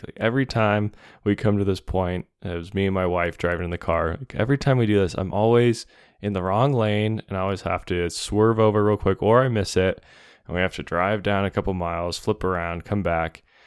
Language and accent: English; Montana, United States; moved away; growing up in Montana, now living in Montana again